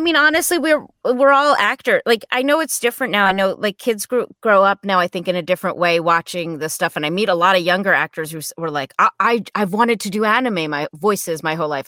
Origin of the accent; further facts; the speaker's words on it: New Jersey, United States; I grew up in New Jersey, not too far from New York City